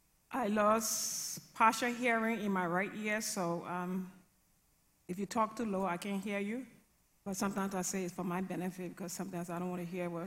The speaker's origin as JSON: {"language": "English", "country": "Liberia", "tie": "born or raised there", "said": "I grew up in a violent, abusive, alcoholic home."}